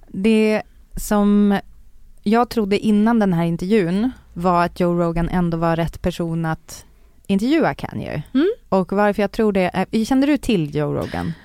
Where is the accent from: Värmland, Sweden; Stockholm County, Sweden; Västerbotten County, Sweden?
Västerbotten County, Sweden; Umeå; moved away; jag växte upp i Umeå.